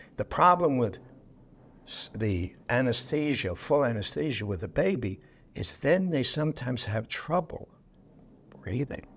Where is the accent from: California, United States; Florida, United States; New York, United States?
New York, United States; New York City; I was born in New York City